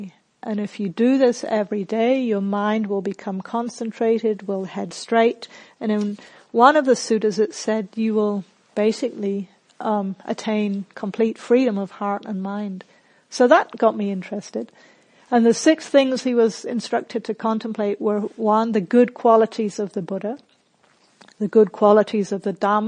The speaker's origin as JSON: {"language": "English", "region": "England", "country": "United Kingdom", "tie": "born or raised there", "also_born_or_lived": "New Zealand", "lives_now": "Australia", "said": "So, for example, I grew up in England and New Zealand, and in both of those countries, you do not blow your own trumpet."}